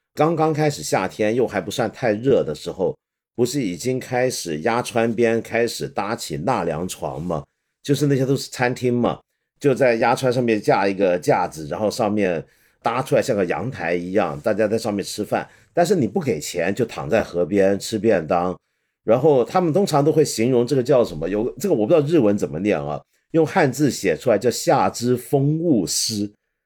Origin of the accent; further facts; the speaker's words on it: Hong Kong; 我作为一个香港人啊，一个南方人